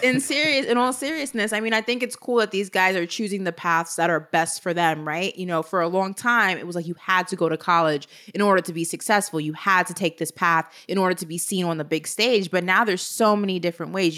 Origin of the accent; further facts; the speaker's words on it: New York City, New York, United States; We're both from New York, obviously. She's from Harlem. I was born in Brooklyn.